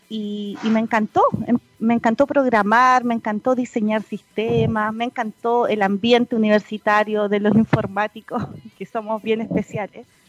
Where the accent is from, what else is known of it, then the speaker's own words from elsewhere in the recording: Punta Arenas, Magallanes and Chilean Antarctica, Chile; moved away as an adult; also born or lived in Concepción; es magallánica, de tomo y lomo, nacida y criada, como se dice, por allá en la, población 18 de septiembre de Punta Arenas. Eh, hasta los 18 años